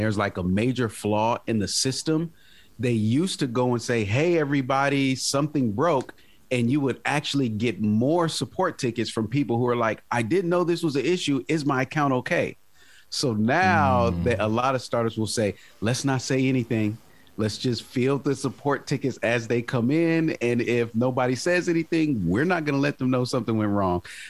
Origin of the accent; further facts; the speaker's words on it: Minneapolis, Minnesota, United States; I grew up in Minneapolis